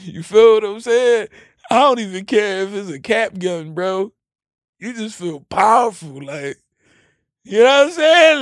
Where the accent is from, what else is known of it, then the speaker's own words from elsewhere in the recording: United States; I was born in America